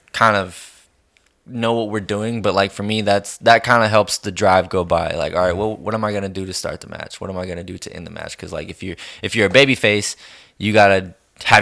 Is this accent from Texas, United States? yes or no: yes; Colorado City, Texas, United States; my hometown, which is Colorado City